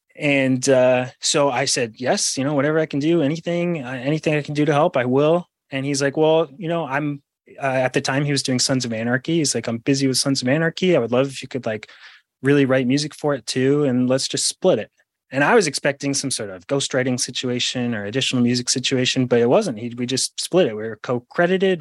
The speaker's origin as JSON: {"language": "English", "region": "Rhode Island", "country": "United States", "tie": "born or raised there", "said": "I grew up in Rhode Island"}